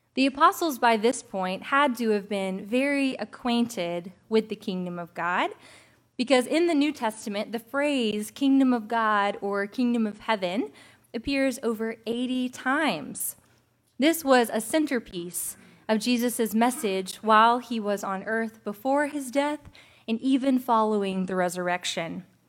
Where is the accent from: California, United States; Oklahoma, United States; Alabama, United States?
Alabama, United States; across the bay from Mobile; moved away as an adult; also born or lived in Citronelle, Alabama; now in Mobile, United States; I was from across the bay